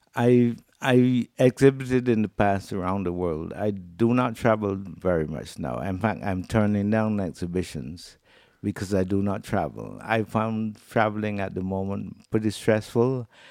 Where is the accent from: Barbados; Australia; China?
Barbados; moved away as an adult; now in Anguilla; I'm from Barbados, and I was recruited by Canada as a consultant for handicraft development. And that brought me here in nineteen eighty-eight.